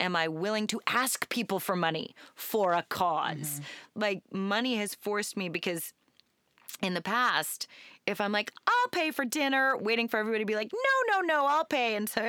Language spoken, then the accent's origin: English; Portland, Oregon, United States; I grew up in Southeast